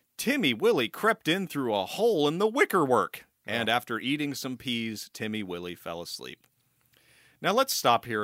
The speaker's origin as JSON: {"language": "English", "country": "United States"}